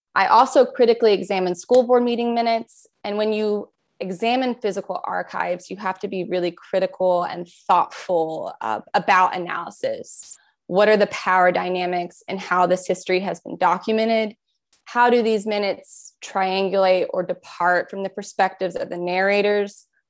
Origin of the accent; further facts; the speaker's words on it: Jenkins, Kentucky, United States; I was born and raised in Jenkins